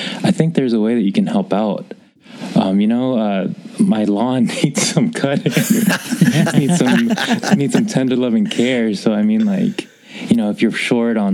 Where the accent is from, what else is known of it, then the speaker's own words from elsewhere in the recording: Dallas, Texas, United States; now in Seattle, United States; I'm originally from Dallas, born and raised